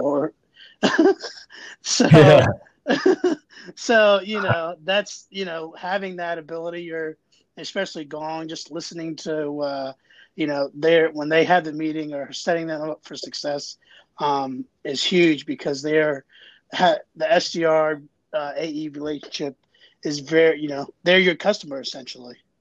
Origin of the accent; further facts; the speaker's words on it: Jacksonville, Florida, United States; now in Howard County, Maryland, United States; I'm from Jacksonville, Florida moved to Maryland in 2002, and I live in Howard County now